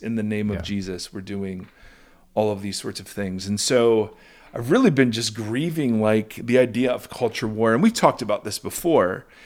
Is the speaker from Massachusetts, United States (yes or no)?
no; Ohio, United States; moved away; also born or lived in California; growing up in Ohio, we had authentic Mexican food called chichis